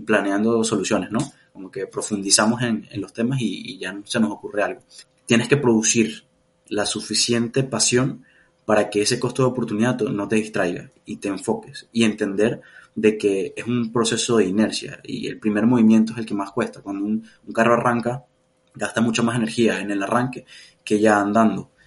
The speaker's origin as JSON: {"language": "Spanish", "region": "Mérida", "country": "Venezuela", "tie": "born or raised there", "also_born_or_lived": "Valencia, Venezuela", "moved": "yes", "said": "yo nací en Mérida, que es como la sierra en Venezuela, pero estaba viviendo en, Valencia"}